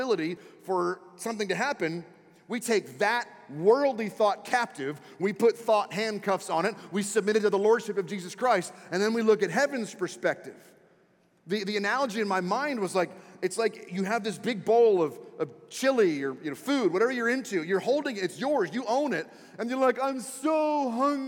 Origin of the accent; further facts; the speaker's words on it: Washington, District of Columbia, United States; moved away; I was born and raised in Washington, D.C., so I was raised a Redskins fan